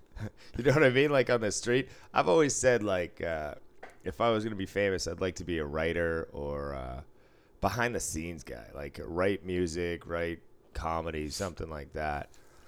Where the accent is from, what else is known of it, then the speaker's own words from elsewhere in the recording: Boston, Massachusetts, United States; I grew up in Boston.